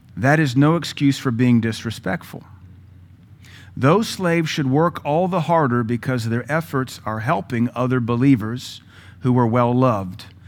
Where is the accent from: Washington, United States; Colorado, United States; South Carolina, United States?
Washington, United States; Seattle; also born or lived in the South, United States; now in Cookeville, United States; I was raised a hippie in Seattle